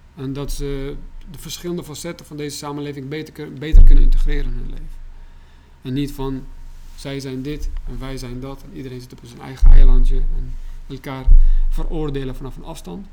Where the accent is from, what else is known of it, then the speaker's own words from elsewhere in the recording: Baghdad, Baghdad Governorate, Iraq; now in Netherlands; Ik ben in Bagdad opgegroeid